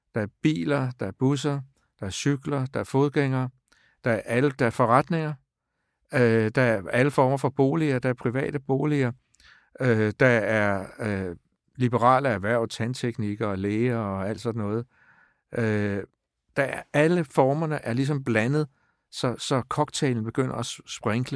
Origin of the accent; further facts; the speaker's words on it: Stevns, Zealand, Denmark; now in Copenhagen, Denmark; jeg er vokset op på Stævns